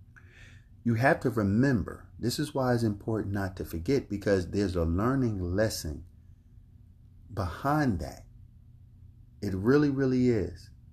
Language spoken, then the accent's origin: English; Philadelphia, Pennsylvania, United States; I grew up in North Philadelphia in Richmond Island Projects.